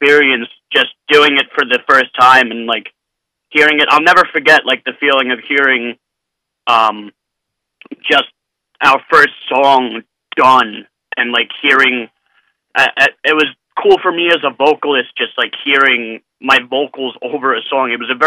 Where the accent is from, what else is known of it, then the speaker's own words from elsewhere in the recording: New York City, New York, United States; I'm from Staten Island